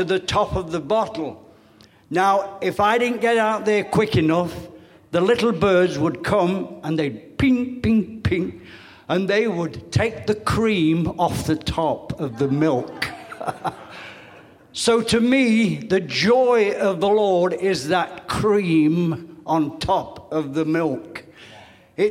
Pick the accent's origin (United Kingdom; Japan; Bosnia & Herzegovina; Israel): United Kingdom; England; now in United States; I'm sorry to say this as an ex-Englishman. I am now Americanized, so, been Americanized a lot of years. My accent still has a lot to catch up on that.